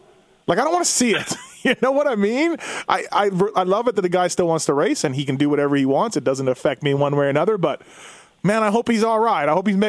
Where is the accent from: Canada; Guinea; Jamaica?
Canada; now in United States; I'm Canadian. I'm not even a U.S. citizen.